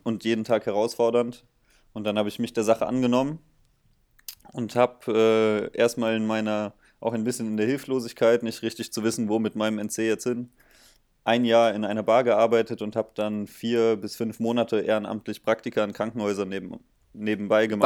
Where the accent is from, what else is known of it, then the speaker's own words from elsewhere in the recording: Bonn, North Rhine-Westphalia, Germany; moved away as an adult; now in Mainz, Germany; ich komme äh, auch aus dem Rheinland, aus Bonn